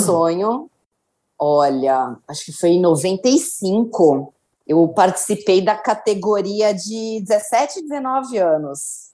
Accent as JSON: {"language": "Portuguese", "town": "Santos", "region": "São Paulo", "country": "Brazil", "tie": "born or raised there", "said": "eu sempre morei em Santos, eu nasci em Santos"}